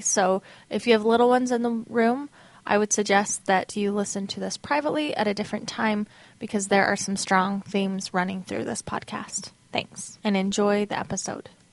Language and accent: English; Utah, United States; when I was growing up in Utah